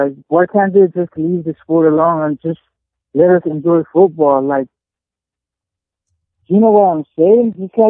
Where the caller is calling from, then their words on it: Baltimore, Maryland, United States; Hey, I'm … from Baltimore.